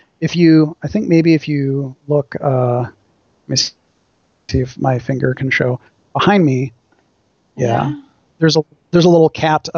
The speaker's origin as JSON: {"language": "English", "region": "Wisconsin", "country": "United States", "tie": "born or raised there", "moved": "yes", "lives_now": "Orange County, United States", "said": "my home state, Wisconsin"}